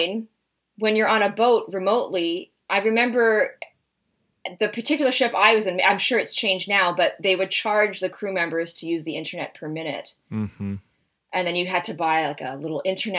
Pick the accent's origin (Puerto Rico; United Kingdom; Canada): Canada; Toronto, Ontario; I'm from Toronto and my parents live in Toronto and I chose to go to school here.